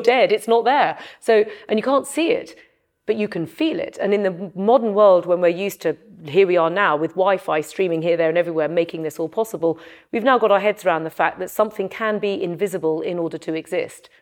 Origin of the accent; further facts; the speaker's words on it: London, United Kingdom; from North London, and I'm very grounded about my origins. I'm not Chinese, I'm British, and I I, I come from North London.